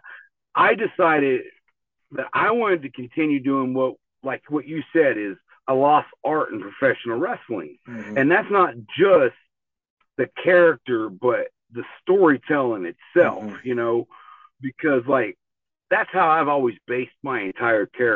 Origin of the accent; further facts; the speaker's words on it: Tulsa, Oklahoma, United States; I grew up here in Tulsa, Oklahoma